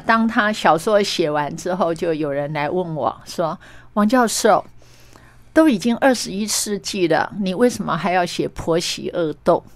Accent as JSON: {"language": "Chinese", "area": "Meishan Township", "region": "Chiayi County", "country": "Taiwan", "tie": "born or raised there", "said": "我觉得像我出生在乡下，然后也成长在乡下"}